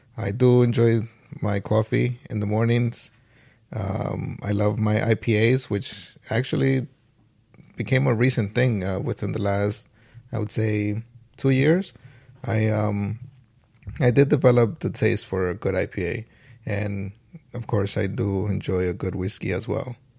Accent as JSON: {"language": "English", "town": "New York City", "region": "New York", "country": "United States", "said": "I am from the Boogie Down Bronx"}